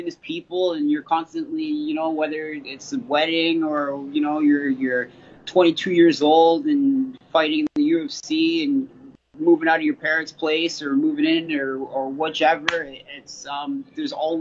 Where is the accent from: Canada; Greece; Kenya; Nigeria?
Canada; also born or lived in London, Ontario / Toronto; being a Canadian fighter